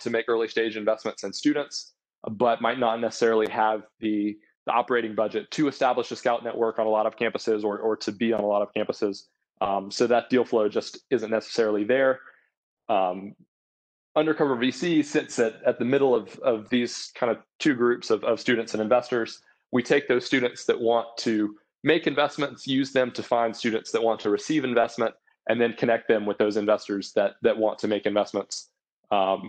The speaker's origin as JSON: {"language": "English", "town": "Columbia", "region": "South Carolina", "country": "United States", "said": "I'm from Columbia, South Carolina"}